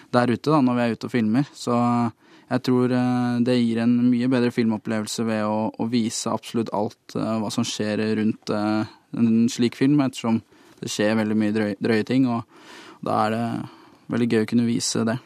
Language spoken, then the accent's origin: Norwegian; Lørenskog, Akershus, Norway; hjemme i Lørenskog, på jordene utafor eh, barndomshjemmet mitt.